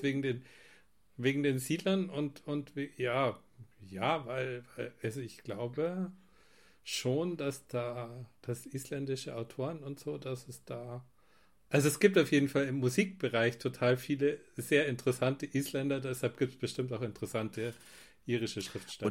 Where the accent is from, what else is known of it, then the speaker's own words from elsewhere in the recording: near Rosenheim, Bavaria, Germany; Ich komme aus der Nähe von Rosenheim, ganz im mm. Süden